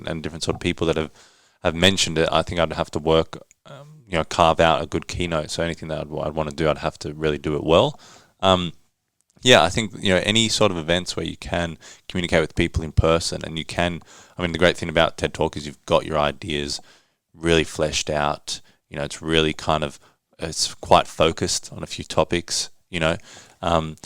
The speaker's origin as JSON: {"language": "English", "town": "Johannesburg", "region": "Gauteng", "country": "South Africa", "tie": "born or raised there", "moved": "yes", "said": "I was born in Johannesburg"}